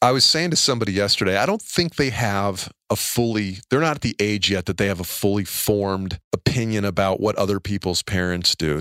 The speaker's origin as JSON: {"language": "English", "town": "Atlanta", "region": "Georgia", "country": "United States", "tie": "born or raised there", "said": "I was born in Atlanta, Georgia, born on Peachtree Street."}